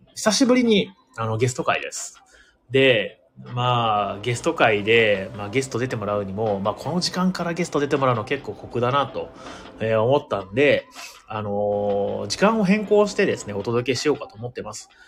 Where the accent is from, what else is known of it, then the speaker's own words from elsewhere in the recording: Imabari, Ehime, Japan; now in Tokyo, Japan; 出身今治ってとこ